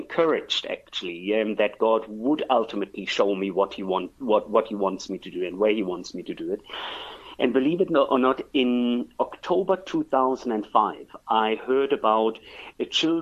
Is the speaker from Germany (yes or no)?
yes; Germany; moved away as an adult; also born or lived in France / Hong Kong / Russia / London; now in South Africa; I'm originally from Germany.